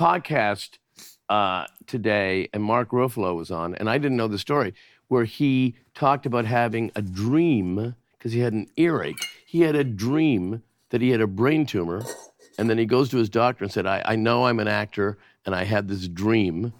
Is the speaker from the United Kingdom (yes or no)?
no; Canada; moved away; as a Canadian